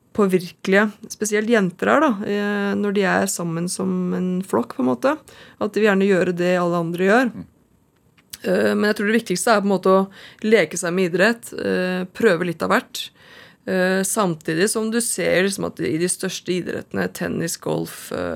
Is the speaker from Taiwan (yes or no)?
no; Oslo, Norway; har vokst opp her i Oslo, eh, et sted som heter Holmendammen